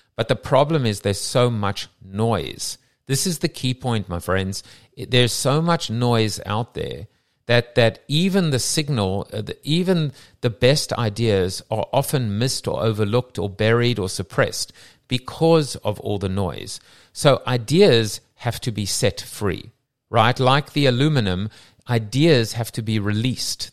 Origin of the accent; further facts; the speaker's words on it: South Africa; accent: South African; my South African accent